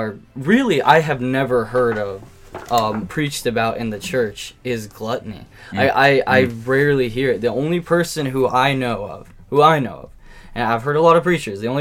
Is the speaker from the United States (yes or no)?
yes; United States; I'm an American